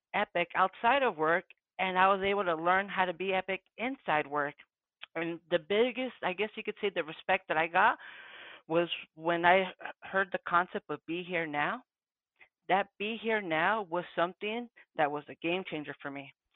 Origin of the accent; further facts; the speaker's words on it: Santa Ana, California, United States; first language Spanish; English is a second language; moved away; also born or lived in Phoenix, Arizona; I'm from the West Coast, born and raised Southern California, Santana, Orange County, Spanish being my first language